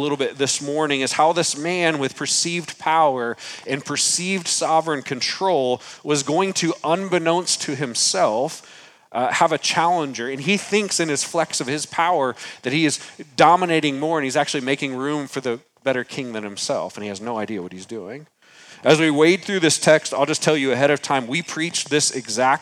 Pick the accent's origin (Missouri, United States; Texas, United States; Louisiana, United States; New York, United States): Texas, United States; San Antonio; moved away; I was born in San Antonio, Texas